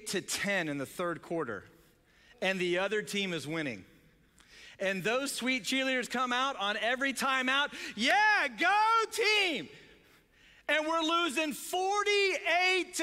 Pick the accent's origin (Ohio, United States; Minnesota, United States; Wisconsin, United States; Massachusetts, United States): Ohio, United States; we're from Ohio, we're north of the Mason-Dixon line